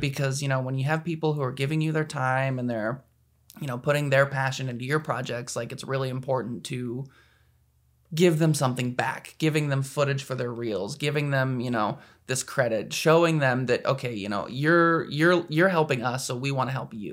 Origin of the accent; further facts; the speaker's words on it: Anchorage, Alaska, United States; moved away; I'm from Anchorage, Alaska, which is not as exciting as it sounds